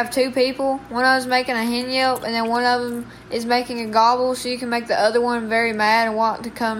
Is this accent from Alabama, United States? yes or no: yes; Heflin, Alabama, United States; I'm 12, and we're from Heflin, Alabama.